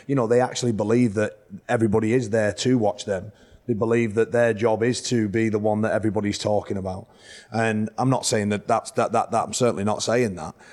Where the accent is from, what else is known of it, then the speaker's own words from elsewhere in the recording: Whitehaven, North West England, United Kingdom; Whitehaven, my hometown club